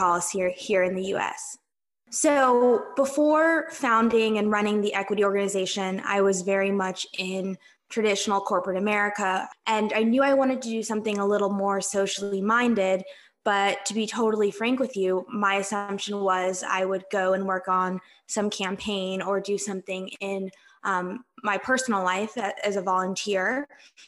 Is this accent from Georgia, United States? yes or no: yes; Atlanta, Georgia, United States; I'm from Atlanta